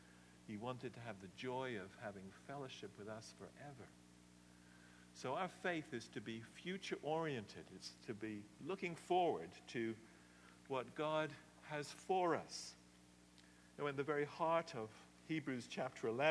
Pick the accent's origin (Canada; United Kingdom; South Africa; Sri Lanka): United Kingdom; England; now in United States; I love England from where I come. You can still hear it a bit in my accent. But I love the United States. This is my home, and I'm in the process of becoming a citizen.